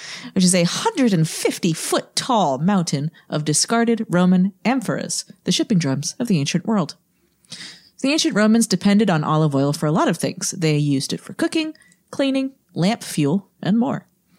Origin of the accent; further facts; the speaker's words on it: New England, United States; I'm from New England.